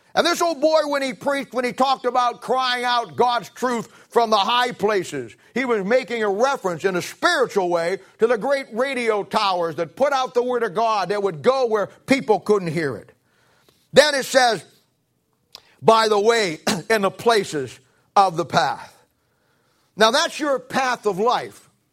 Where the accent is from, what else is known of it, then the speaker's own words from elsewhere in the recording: Canton, Ohio, United States; moved away; I come from Canton, Ohio. I moved out here in nineteen seventy-six